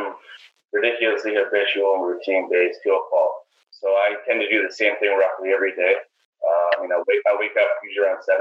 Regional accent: Surrey, British Columbia, Canada; now in Vancouver, Canada; born and raised in Surrey

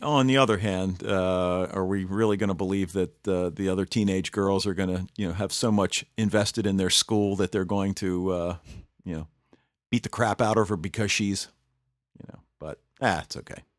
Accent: Baltimore, Maryland, United States; I'm from Baltimore

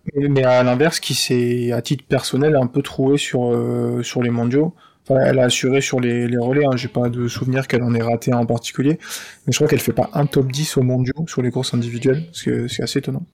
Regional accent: France; En tant que Français

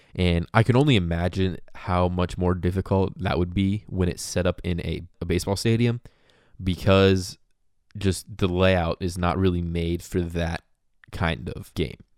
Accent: Indianapolis, Indiana, United States; I grew up in Indianapolis

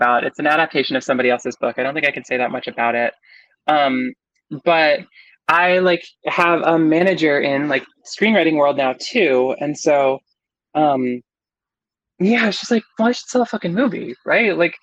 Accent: New Jersey, United States; I'm from New Jersey.

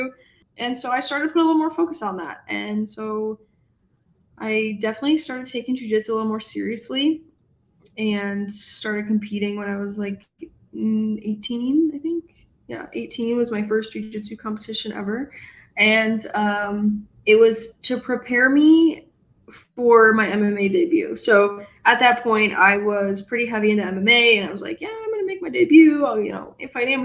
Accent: Rochester, New York, United States; moved away as an adult; now in Syracuse, United States; I grew up in Rochester, and I still, you know, that's my home family

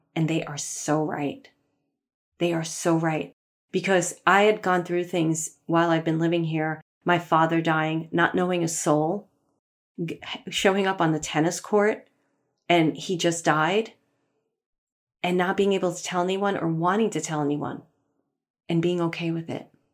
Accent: New York City, New York, United States; moved away as an adult; also born or lived in Manhattan / Poughkeepsie / Los Angeles / Sherman Oaks; I grew up in Brooklyn, lived in Manhattan.

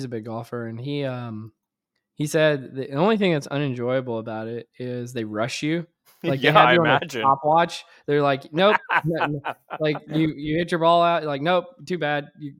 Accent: Louisiana, United States; because I had not spent amount of time on ice in my life growing up in Louisiana.

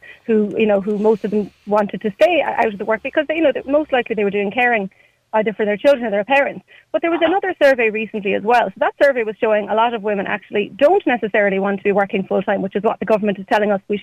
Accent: Ireland; as Irish people

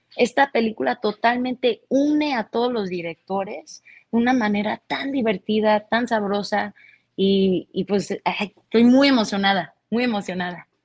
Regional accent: Mexico; como los mexicanos que somos

